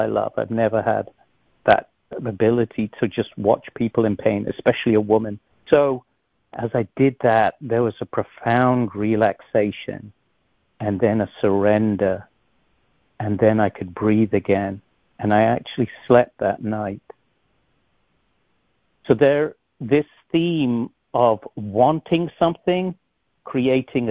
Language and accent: English; England, United Kingdom; moved away; I was born in England